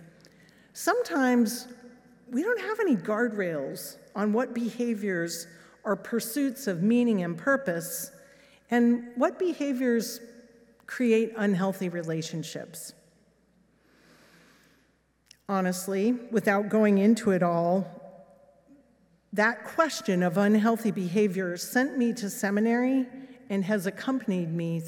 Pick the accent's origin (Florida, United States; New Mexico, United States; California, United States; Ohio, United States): New Mexico, United States; Los Alamos; moved away as an adult; also born or lived in England; This was my hometown